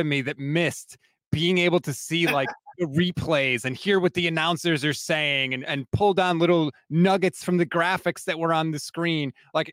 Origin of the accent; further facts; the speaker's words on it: Connecticut, United States; I'm in my house, born and raised in Connecticut. I actually grew up. I still live like 20 minutes away from ESPN